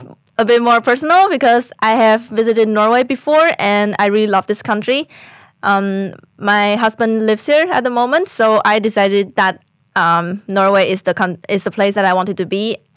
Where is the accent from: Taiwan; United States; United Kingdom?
Taiwan; moved away as an adult; I'm from Taiwan. I just finished my bachelor here at BI.